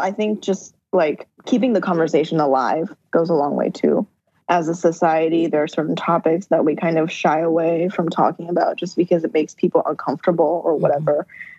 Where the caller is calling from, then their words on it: Moldova; And in fact, I'm calling you from Moldova right now.